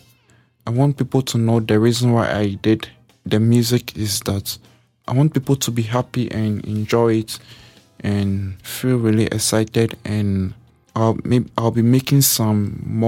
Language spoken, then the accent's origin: English; Ghana; now in Calgary, Canada; how I grew up in Ghana, where I came from